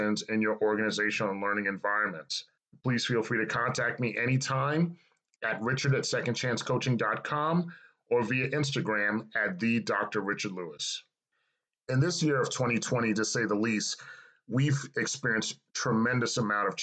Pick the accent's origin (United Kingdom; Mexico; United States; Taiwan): United States; New York City, New York; moved away as an adult; now in Atlanta, United States; I was born and raised in New York City, specifically a child of Cambria Heights, Queens, New York